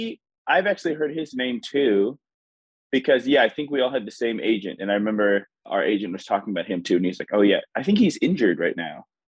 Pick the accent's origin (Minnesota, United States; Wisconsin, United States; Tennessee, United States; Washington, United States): Washington, United States; Seattle; I was from Seattle area.